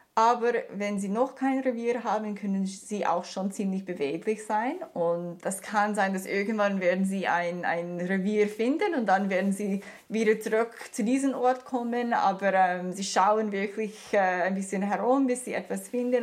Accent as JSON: {"language": "German", "country": "Canada", "also_born_or_lived": "Germany", "second_language": "German", "moved": "yes", "lives_now": "Canton of Lucerne, Switzerland", "said": "Also ich komme aus Kanada"}